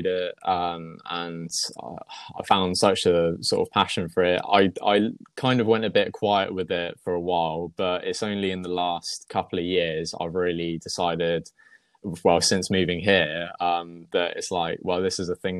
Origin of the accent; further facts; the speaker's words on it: Wiltshire, South West England, United Kingdom; moved away as an adult; now in Wootton Bridge, United Kingdom; I was originally from Wiltshire area. So Salisbury is probably the one that people know most.